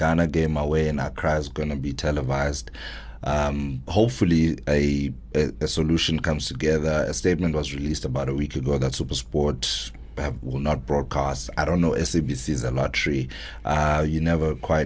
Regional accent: East London, Eastern Cape, South Africa; my neighborhood, Southernwood, where I grew up in East London

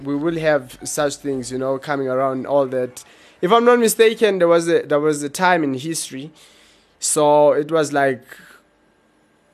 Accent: Eastern Cape, South Africa; I grew up in Eastern Cape, so those are like rural areas.

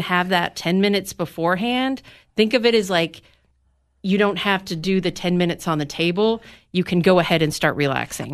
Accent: McMinnville, Tennessee, United States; also born or lived in Nashville; we just wanted to move back to my hometown to have a small town life.

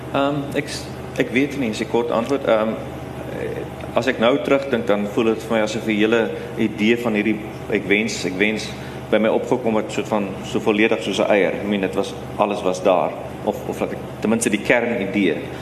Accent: South Africa; as 'n wit Suid-Afrikaner wat uit die apartheid era kom

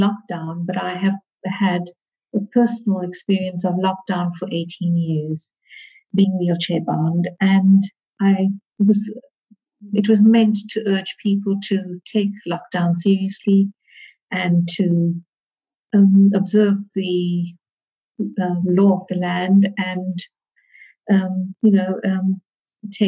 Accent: Durban, KwaZulu-Natal, South Africa; I was born in Durban in KwaZulu-Natal, South Africa. I schooled in Durban

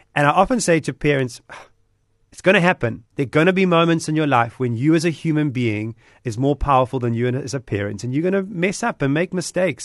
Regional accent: Durban, KwaZulu-Natal, South Africa; Durbanite, about being South African

